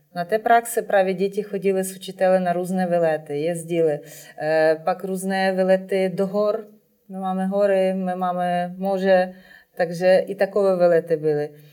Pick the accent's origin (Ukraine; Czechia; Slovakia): Ukraine; moved away; u nás v Ukrajině je eh, velice silně rozvinuta síť škol pro neslyšící děti.